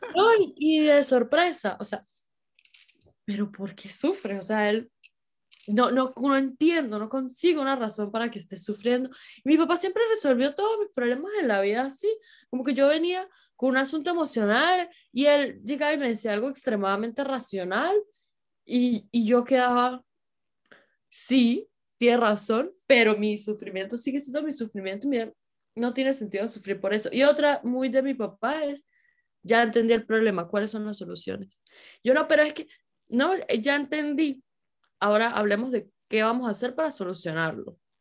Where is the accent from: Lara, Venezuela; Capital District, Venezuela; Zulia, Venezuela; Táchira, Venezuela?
Táchira, Venezuela; San Cristóbal; now in Germany; por lo menos en San Cristóbal, siempre fue así